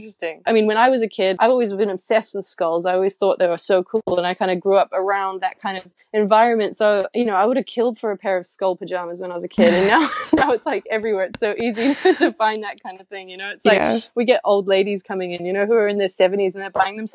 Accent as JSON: {"language": "English", "country": "New Zealand", "tie": "born or raised there", "also_born_or_lived": "London, United Kingdom (born)", "moved": "as an adult", "lives_now": "Los Angeles, United States", "said": "I grew up without television in New Zealand, you know, with a big backyard"}